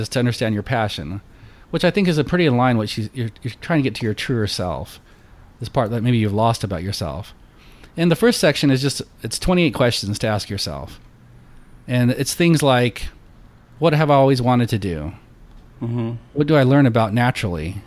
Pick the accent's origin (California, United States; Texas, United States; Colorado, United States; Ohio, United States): Colorado, United States; moved away as an adult; now in Houston, United States; I grew up in Colorado there, and there's always the foothills and the mountains you could go up to.